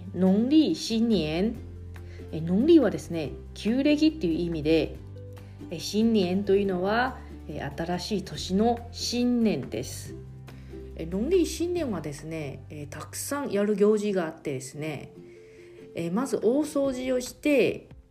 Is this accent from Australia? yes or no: no; Taiwan; moved away as an adult; now in Okinawa, Japan; 私台湾出身の記者